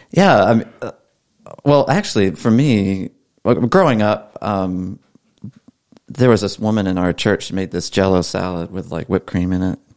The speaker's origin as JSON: {"language": "English", "region": "Maryland", "country": "United States", "tie": "born or raised there", "also_born_or_lived": "Georgia", "moved": "yes", "said": "I grew up in Maryland"}